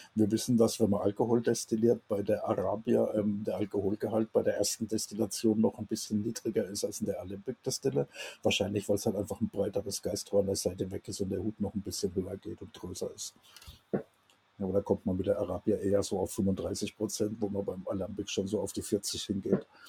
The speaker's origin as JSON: {"language": "German", "country": "Germany", "said": "wir als Deutsche"}